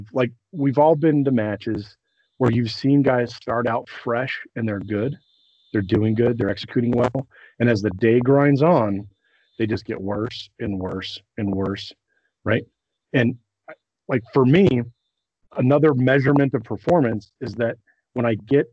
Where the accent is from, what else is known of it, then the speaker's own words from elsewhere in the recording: Colorado, United States; I come from Colorado where it's dry and not humid